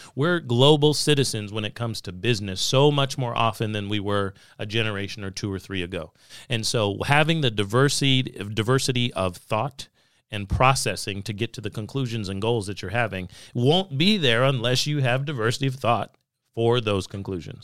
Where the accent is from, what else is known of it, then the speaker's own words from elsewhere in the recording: Southern California, United States; I grew up in California. in several of the years of the nineteen nineties. And, uh, was in Southern California